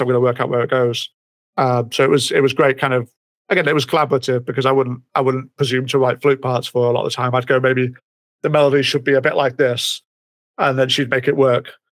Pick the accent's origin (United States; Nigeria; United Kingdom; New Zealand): United Kingdom; it's Britain. We have a we have a very checkered past